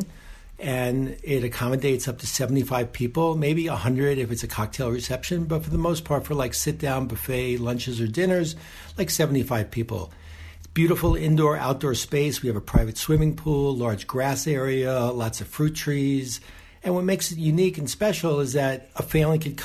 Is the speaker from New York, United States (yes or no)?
yes; New York City, New York, United States; moved away as an adult; also born or lived in Nahliel, Israel; now in Tekoa, Israel; we're originally from Riverdale, New York, and we made Aliyah 7.5 years ago